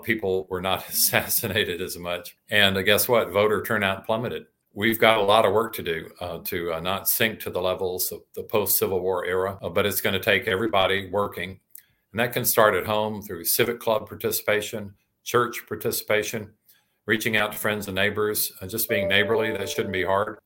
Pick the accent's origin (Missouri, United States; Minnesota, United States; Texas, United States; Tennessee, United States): Tennessee, United States; Shelbyville; I was raised in Shoveville, Tennessee